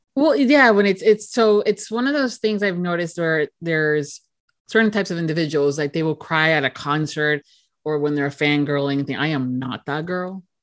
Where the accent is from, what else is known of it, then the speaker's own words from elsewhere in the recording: United States; myself as an American